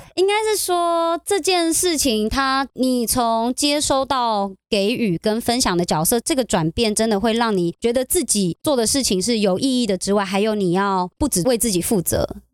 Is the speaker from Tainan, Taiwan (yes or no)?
no; Taichung, Taiwan; 那我那个礼拜刚好也回台中